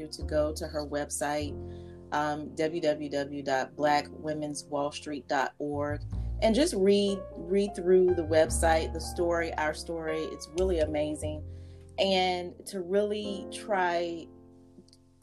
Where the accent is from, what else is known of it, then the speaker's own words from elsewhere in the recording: North Carolina, United States; now in Richmond, United States; I'm from North Carolina, now living in Richmond, Virginia